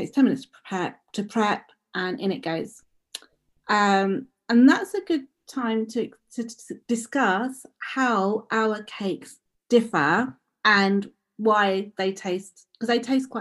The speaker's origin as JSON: {"language": "English", "region": "London", "country": "United Kingdom", "tie": "born or raised there", "said": "when I was growing up, I grew up in Edmonton"}